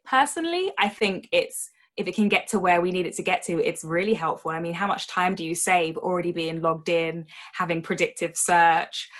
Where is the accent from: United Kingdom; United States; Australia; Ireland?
United Kingdom; as a Brit